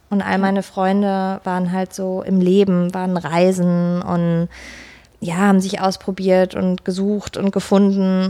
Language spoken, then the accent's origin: German; Pforzheim, Baden-Württemberg, Germany; moved away; also born or lived in Potsdam; ich komme ursprünglich aus Pforzheim, aus der Goldstadt Deutschlands